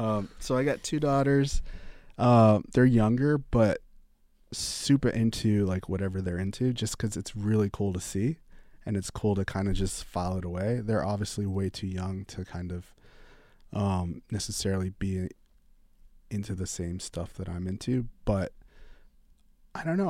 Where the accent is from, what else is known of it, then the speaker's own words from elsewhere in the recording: New York, United States; moved away as an adult; now in Los Angeles, United States; growing up in New York, having been able to go to some clubs, loving clubs, loving music